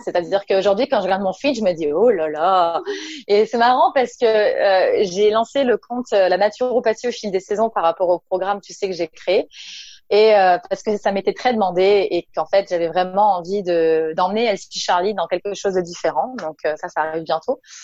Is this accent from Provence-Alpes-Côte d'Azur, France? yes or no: yes; Nice, Provence-Alpes-Côte d'Azur, France; je viens du sud de la France, je viens de Nice.